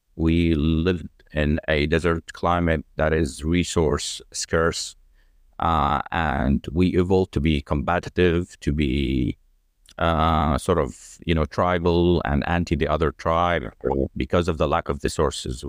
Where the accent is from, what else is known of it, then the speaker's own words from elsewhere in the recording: Jordan; also born or lived in United Kingdom / Australia; I grew up in Jordan. I am full-blooded Jordanian.